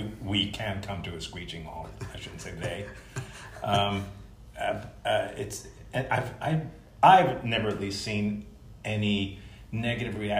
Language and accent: English; New York City, New York, United States; moved away; I'm from New York, originally from Brooklyn